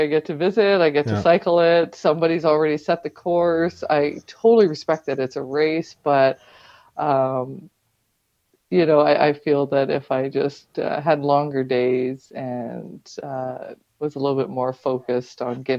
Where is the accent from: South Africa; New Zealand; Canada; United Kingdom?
Canada; Pembroke, Ontario; born there; also born or lived in Petawawa / New Brunswick / Newfoundland; Well, I was born in the Pembroke Hospital, but my family lived in Petawawa and New Brunswick and Newfoundland.